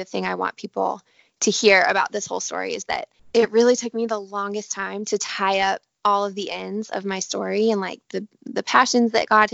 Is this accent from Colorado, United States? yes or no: yes; Denver, Colorado, United States; moved away as an adult; also born or lived in Santa Barbara, California; now in Southern California, United States; I grew up in Denver, Colorado. So I still kind of feel like that is home